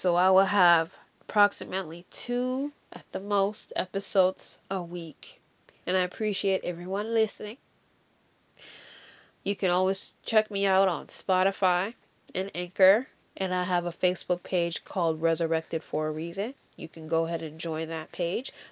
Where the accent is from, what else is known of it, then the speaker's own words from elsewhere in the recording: Jamaica; accent: Jamaican; my Jamaican accent